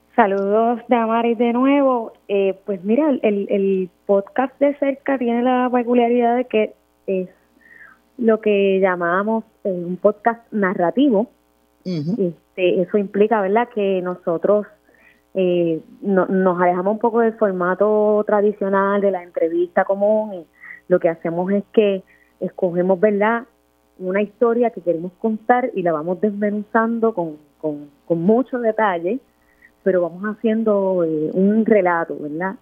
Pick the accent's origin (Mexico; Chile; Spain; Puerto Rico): Puerto Rico; Luquillo; Yo soy del área este, yo soy de Luquillo